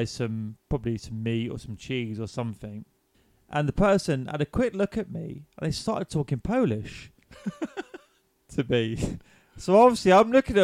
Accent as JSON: {"language": "English", "region": "England", "country": "United Kingdom", "said": "I'm English"}